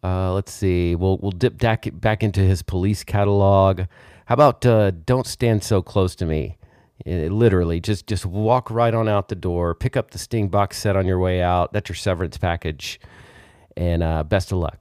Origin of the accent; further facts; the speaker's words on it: Arkansas, United States; grew up in Arkansas